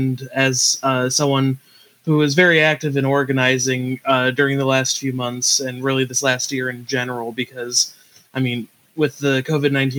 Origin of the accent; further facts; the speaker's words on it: Kent, Ohio, United States; I pretty much was born and raised in the Kent area, which is why I wound up going to Kent State